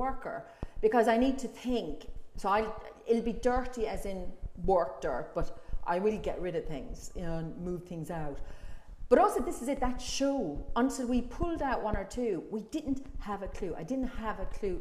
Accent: Ireland; now in London, United Kingdom; as an Irish person

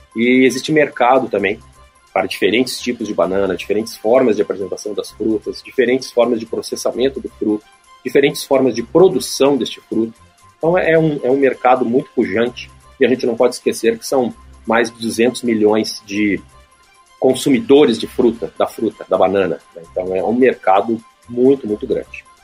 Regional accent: Brazil

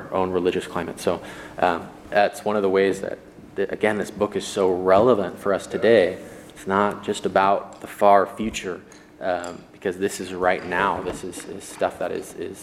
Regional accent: United States; as Christians in America, we are American

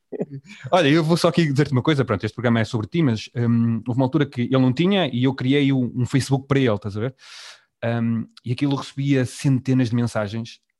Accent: Vila Nova de Gaia, Porto District, Portugal; eu também cresci em Gaia

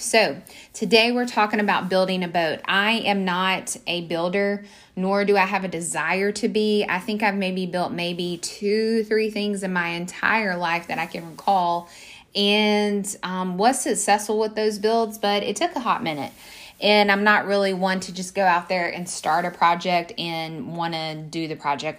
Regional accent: Mississippi, United States; moved away as an adult; now in Portland, United States; we come back home from the South in Mississippi

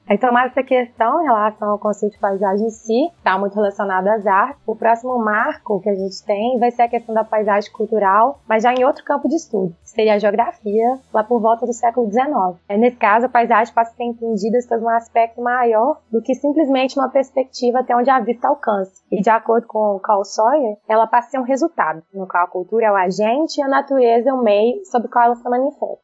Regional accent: João Monlevade, Minas Gerais, Brazil; a minha cidade natal, que é João Molevade

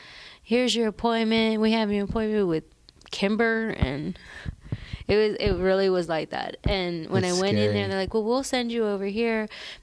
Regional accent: the South, United States; I am from the South.

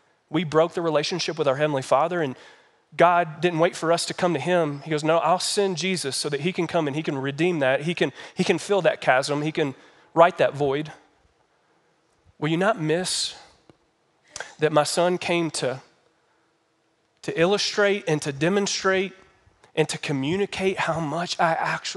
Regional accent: Kentucky, United States; now in Colorado Springs, United States; I'm from Kentucky.

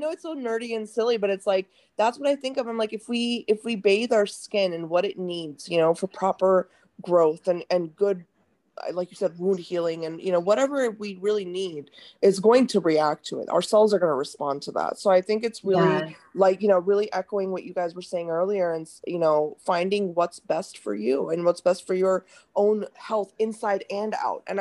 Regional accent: India; like in India, like I'm Indian, so like I know, like I grew up with my mom

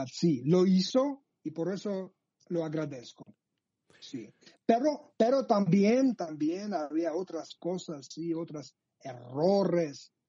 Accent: Sukhumi, Abkhazia, Georgia; Spanish is a second language; yo nací en Sojumi, soy ah. desde Abjasia, el territorio el territorio ocupado por Rusia, por el ejército ruso. Y sí, soy desde Abjasia

